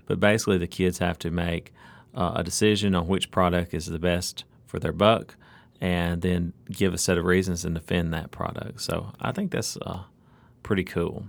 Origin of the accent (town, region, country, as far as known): Alabama, United States; born or raised there; now in Mississippi, United States